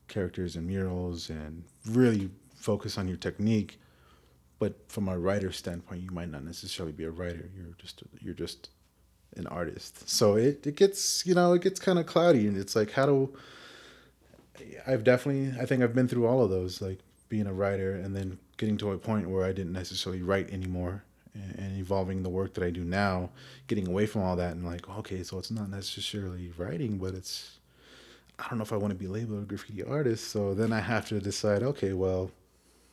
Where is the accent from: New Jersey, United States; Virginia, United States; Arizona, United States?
Arizona, United States; Phoenix; when I was growing up in Phoenix 20 years ago